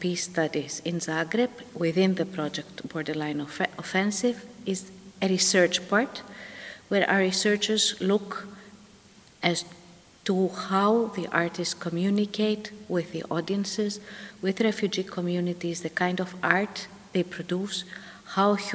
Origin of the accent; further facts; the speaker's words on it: Greece; I come from Greece